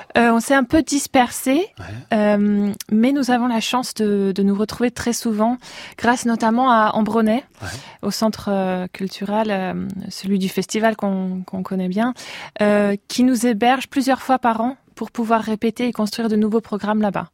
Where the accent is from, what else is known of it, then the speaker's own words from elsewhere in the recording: Metz, Grand Est, France; moved away as an adult; also born or lived in Russia / Barcelona; now in Basel, Switzerland; Je suis née en Russie, mais j'ai grandi euh, à Metz.